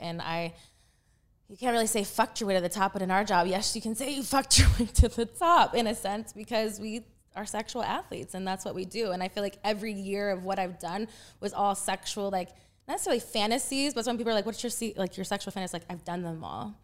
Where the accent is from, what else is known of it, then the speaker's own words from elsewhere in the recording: Texas, United States; moved away as an adult; also born or lived in Panama; now in California, United States; I was born in Panama, and then I was raised in Texas from three to twenty-one